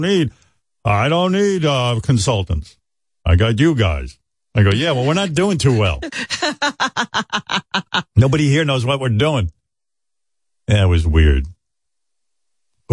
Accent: New York, United States; I was like from New York

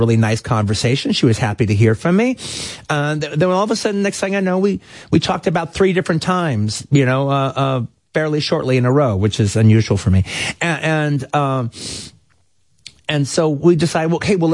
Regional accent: Los Angeles, California, United States; also born or lived in Tel Aviv, Israel; I'm from Los Angeles and I didn't know I was going to be there that long

